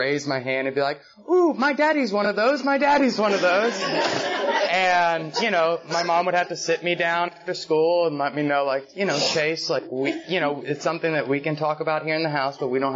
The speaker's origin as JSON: {"language": "English", "town": "Marietta", "region": "Georgia", "country": "United States", "tie": "born or raised there", "said": "I was born and raised in Atlanta, just outside of Atlanta, Marietta"}